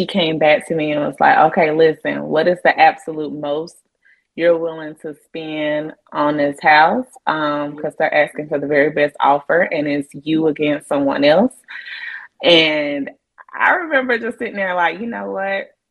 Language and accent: English; Asheville, North Carolina, United States; both of us being born and raised in the Asheville area